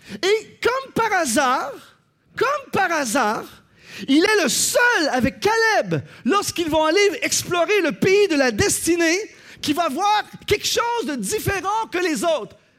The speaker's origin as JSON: {"language": "French", "country": "Canada", "said": "Chez nous, au Canada"}